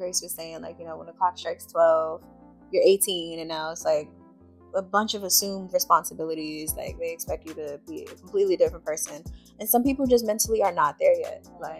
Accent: New York City, New York, United States; I grew up in a city, so I always feel like, well, I grew up in Brooklyn, let me be specific. No place better, home of the hard knocks, never ran, never will.

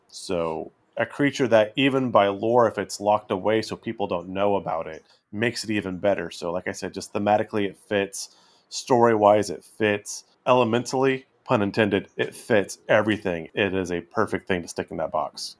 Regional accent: West Coast, United States; growing up on the West Coast

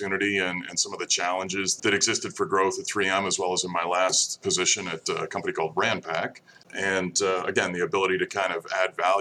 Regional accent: Saratoga Springs, New York, United States; moved away as an adult; also born or lived in Troy, New York / Virginia Beach, Virginia / Lemoore, California / Midwest; grew born and raised in Saratoga Springs, New York, and left there after college.

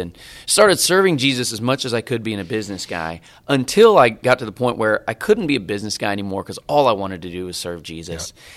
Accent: Bolivar, Missouri, United States; moved away as an adult; also born or lived in North Carolina; now in Dallas, United States; I grew up in Bolivar, Missouri.

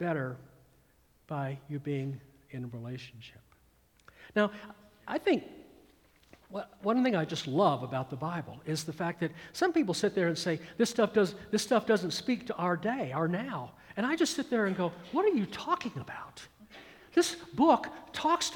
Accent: Atlanta, Georgia, United States; also born or lived in California; growing up in the Atlanta, Georgia metropolitan area in the mid-1960s

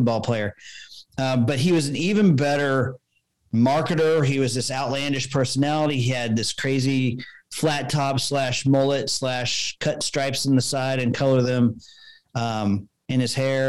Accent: Tulsa, Oklahoma, United States; also born or lived in Norman, Oklahoma; I grew up in Tulsa, Oklahoma

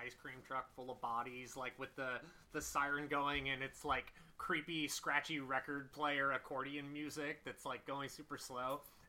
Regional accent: Washington, District of Columbia, United States; I was born in the Georgetown Medical Center.

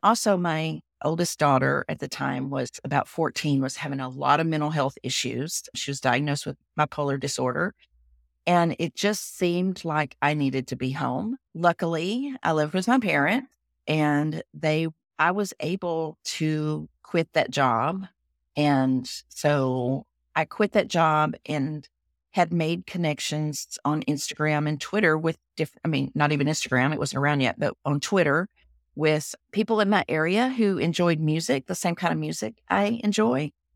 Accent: Texas, United States; accent: Southern; I am a Texan. You can tell from my accent. I'm sh, I'm a Southern girl. and I'm a fifth generation Texan

